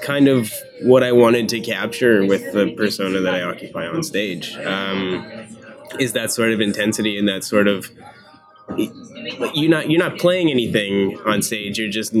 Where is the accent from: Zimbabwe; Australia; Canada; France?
Canada; Mortlach, Saskatchewan; Yeah, I'm from Mortlach, Saskatchewan.